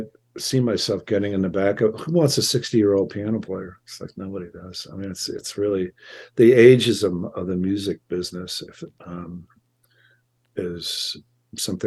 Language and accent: English; Chicago, Illinois, United States; moved away as an adult; also born or lived in San Francisco Bay Area, California; now in Santa Ynez, United States; I was raised in, born and raised in Chicago, suburban Chicago.